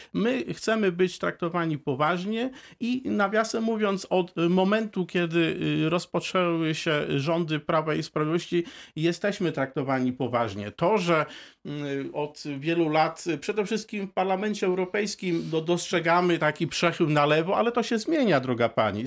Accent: Poland; obywatelem Polski, najpierw z urodzenia

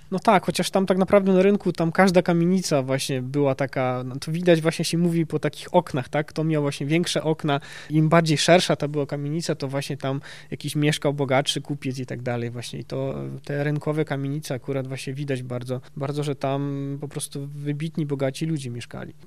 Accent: Mostyska, Lviv Oblast, Ukraine; Polish is a second language; moved away as an adult; now in Wrocław, Poland; ja się urodziłem w Mościskach, tak? To jest 15 kilometrów od granicy z Polską

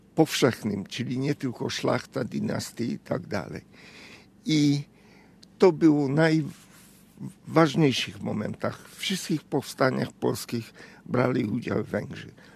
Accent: Hungary; Polish is a second language; moved away as an adult; now in Poland; Jestem absolutnie Węgrem

